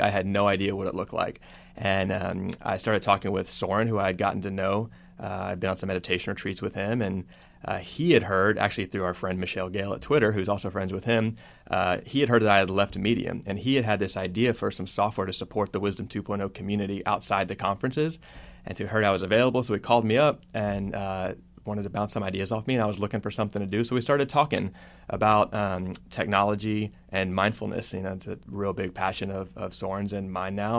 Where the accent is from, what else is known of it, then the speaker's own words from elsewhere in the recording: Texas, United States; moved away; I grew up in Texas